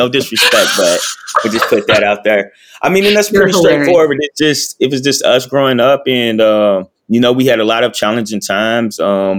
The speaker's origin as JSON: {"language": "English", "town": "Cincinnati", "region": "Ohio", "country": "United States", "tie": "born or raised there", "also_born_or_lived": "Lexington, Kentucky", "said": "Then we moved to Cincinnati, Ohio, just me, my mom. My dad and mom got divorced. Dad passed away. So my mom brought us up here to Cincinnati, Ohio. We lived with my uncle for a little bit."}